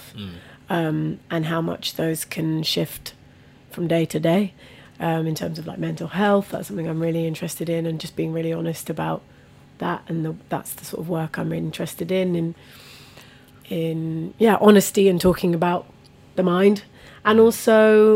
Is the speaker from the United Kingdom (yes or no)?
yes; Buckinghamshire, South East England, United Kingdom; also born or lived in Bradford, West Yorkshire / Vitória, Espírito Santo, Brazil; growing up in Buckinghamshire as well, like, I was literally the only brown person in the village